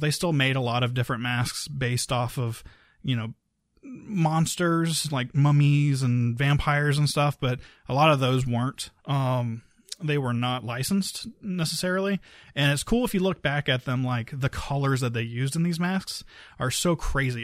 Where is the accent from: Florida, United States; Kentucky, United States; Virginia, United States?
Florida, United States; Key West; I'm from Key West